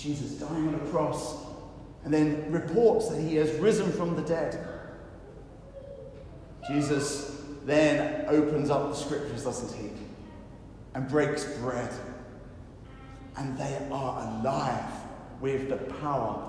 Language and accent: English; United Kingdom; I know we're British